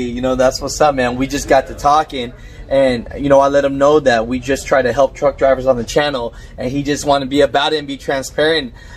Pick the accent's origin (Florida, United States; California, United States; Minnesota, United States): California, United States; Bay Area; I grew up in the Bay Area in Cali